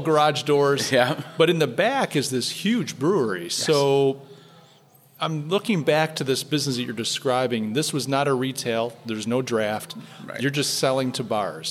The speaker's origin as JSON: {"language": "English", "region": "New York", "country": "United States", "said": "as a New Yorker"}